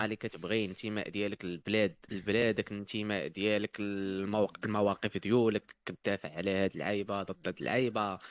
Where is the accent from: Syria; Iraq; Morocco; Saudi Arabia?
Morocco; عندنا في المغرب